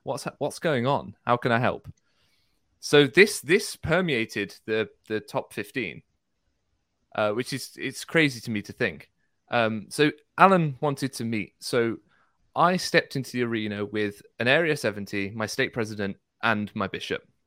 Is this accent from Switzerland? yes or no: no; United Kingdom; I'm British